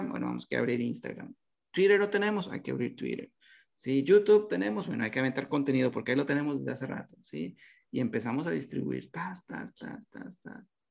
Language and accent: Spanish; Nuevo Laredo, Tamaulipas, Mexico; oye, fíjate que somos de Nuevo Laredo, este, eh, tenemos esto